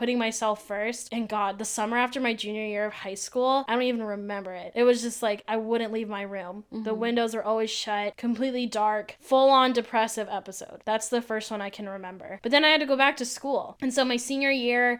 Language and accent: English; Ventura County, California, United States; I'm originally from Ventura County, which is an hour and a half north of Orange County